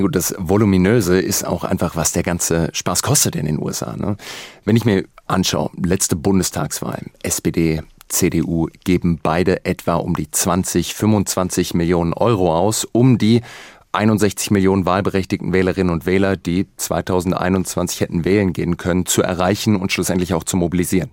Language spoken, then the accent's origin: German; Germany; bei uns in Deutschland